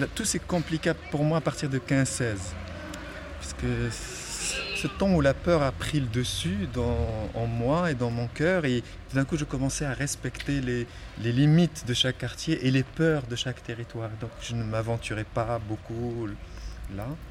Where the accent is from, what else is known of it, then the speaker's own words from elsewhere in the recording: Salé, Rabat-Salé-Kénitra, Morocco; moved away as an adult; bienvenue dans mon territoire